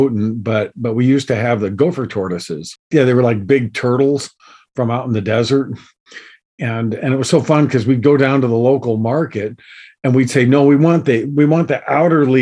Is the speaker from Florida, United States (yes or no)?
no; Southern California, United States; I grew up here in Southern California